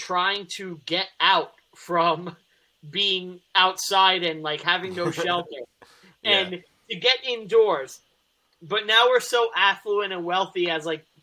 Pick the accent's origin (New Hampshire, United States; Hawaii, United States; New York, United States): New York, United States; I'm a New Yorker